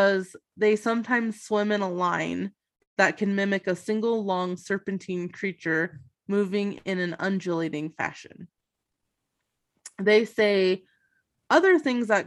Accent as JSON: {"language": "English", "town": "Plattsburgh", "region": "New York", "country": "United States", "tie": "born or raised there", "said": "I was born in Plattsburgh, New York"}